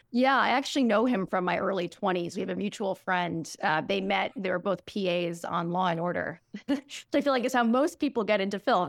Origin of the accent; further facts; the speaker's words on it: New York City, New York, United States; I grew up in New York City on the Upper West Side